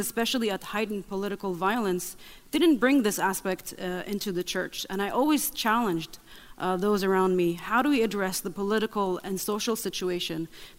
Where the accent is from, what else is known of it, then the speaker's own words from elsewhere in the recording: Nazareth, Northern District, Israel; English is a second language; I grew up in Nazareth, Israel. I am the youngest of six siblings to a Baptist Christian family.